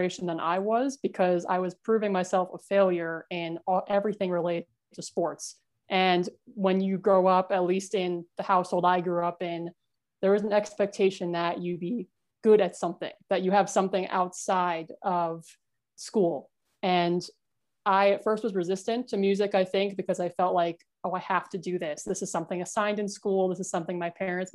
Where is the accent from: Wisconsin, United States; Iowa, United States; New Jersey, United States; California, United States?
New Jersey, United States; also born or lived in New York; I was born in New York, but I grew up in a really small, how shall we say, small-minded town in New Jersey in a rural part